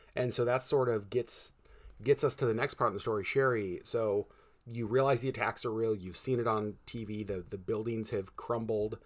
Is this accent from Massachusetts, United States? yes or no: no; Connecticut, United States; moved away; I was born in Connecticut